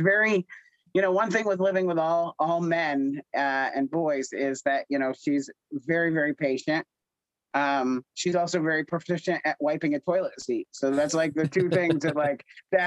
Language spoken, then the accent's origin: English; near Scranton, Pennsylvania, United States; I'm from near Scranton